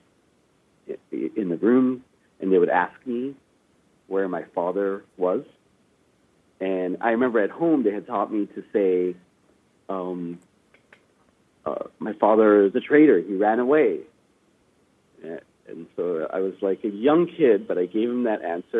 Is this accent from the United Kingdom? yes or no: no; Vancouver, British Columbia, Canada; also born or lived in Afghanistan; I was lucky enough to have grown up in Canada, in Vancouver. I spent the first 6 years of my life in Afghanistan